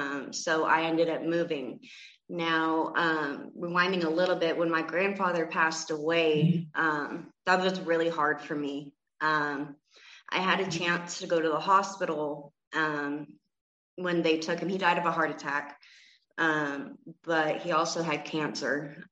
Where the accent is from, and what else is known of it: Gardnerville, Nevada, United States; born or raised there; also born or lived in Layton, Utah